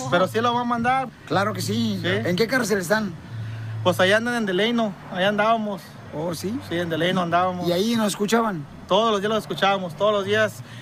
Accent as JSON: {"language": "Spanish", "town": "Cihuatlán", "region": "Jalisco", "country": "Mexico", "said": "llama Cihuatlán, un pueblito se llama Cihuatlán."}